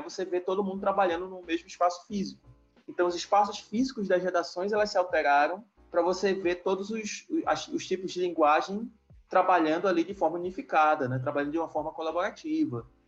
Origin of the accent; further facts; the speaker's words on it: Macapá, Amapá, Brazil; moved away as an adult; also born or lived in Fortaleza / Salvador / Málaga; Macapá, que é a cidade onde eu nasci, morei, me criei